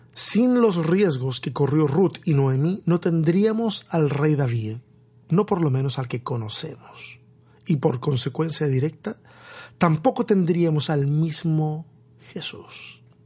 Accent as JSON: {"language": "Spanish", "town": "Tomé", "region": "Biobío", "country": "Chile", "tie": "born or raised there", "moved": "yes", "lives_now": "Austin, United States", "said": "mi pueblo, mi pueblo allá, allá en Chile, en la región del Biobío, ese pueblo costero llamado Tomé"}